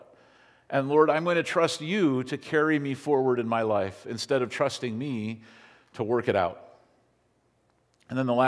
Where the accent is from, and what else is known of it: United States